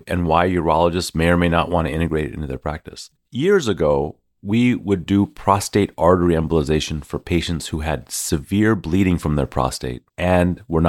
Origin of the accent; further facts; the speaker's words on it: Houston, Texas, United States; I'm from Houston.